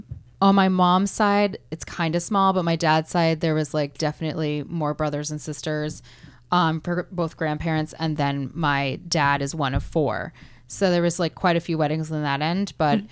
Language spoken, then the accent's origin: English; small town Pennsylvania by Hershey, United States; moved away; Pennsylvania. Okay. Like small town Pennsylvania by Hershey, actually, where the chocolate's made.